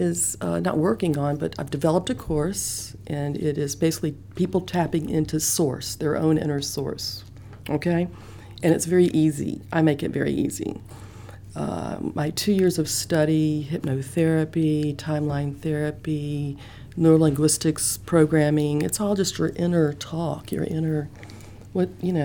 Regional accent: Memphis, Tennessee, United States; I grew up in Memphis

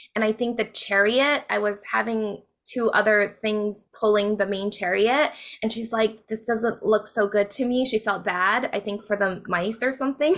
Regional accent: Hawaii, United States; moved away as an adult; also born or lived in Las Vegas; I grew up in Hawaii

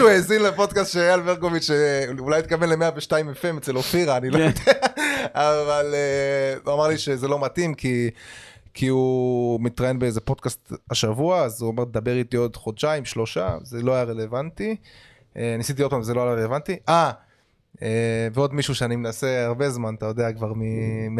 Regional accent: Holon, Tel Aviv District, Israel; born or raised there

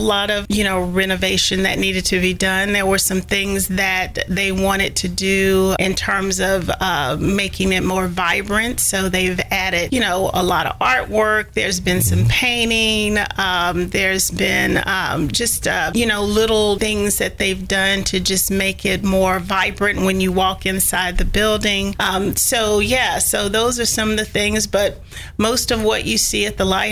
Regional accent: Sumner County, Tennessee, United States; also born or lived in Hendersonville, Tennessee; now in Nashville, United States; I am actually from Sumner County.

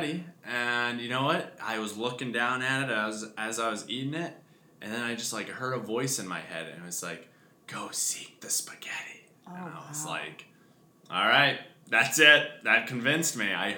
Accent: United States; moved away as an adult; now in Italy; I grew up here in the States.

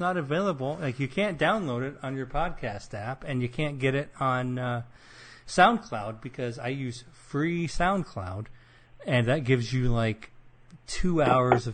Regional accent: Midwest, United States; accent: Midwestern; my terrible Midwestern accent

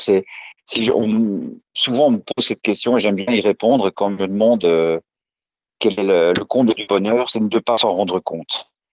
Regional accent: Brussels, Brussels-Capital Region, Belgium; je suis belge, je suis né à Bruxelles le 7 juin 1972

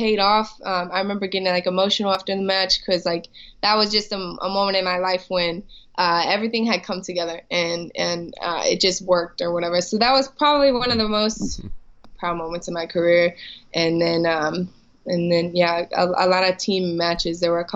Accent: St. Louis, Missouri, United States; growing up in St. Louis

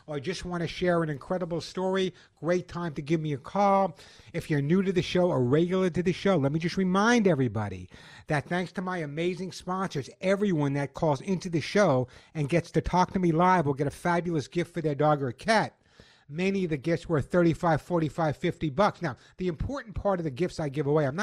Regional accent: New York, United States; now in California, United States; this was my hometown, New York

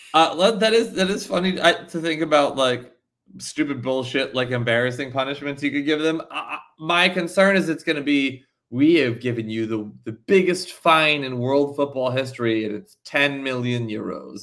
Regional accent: New Jersey, United States; I'm from New Jersey

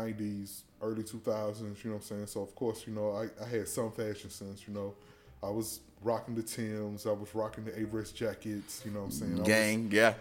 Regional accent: Chattanooga, Tennessee, United States; also born or lived in Chicago; now in Greensboro, United States; Growing up in Chattanooga, my grandmother and grandfather used to always take me to like pawn shops and stuff

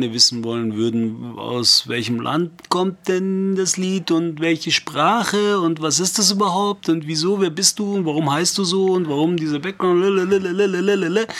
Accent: Nashville, Tennessee, United States; also ich bin eigentlich aus Nashville.

